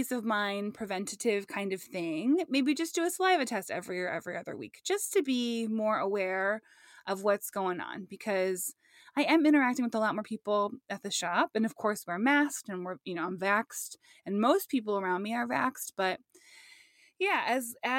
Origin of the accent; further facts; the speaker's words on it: La Crescent, Minnesota, United States; moved away; the La Crescent, Minnesota area where I'm from